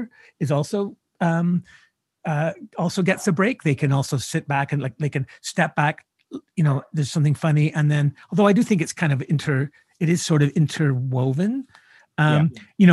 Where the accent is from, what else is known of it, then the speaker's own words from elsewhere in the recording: Canada; me as a Canadian writer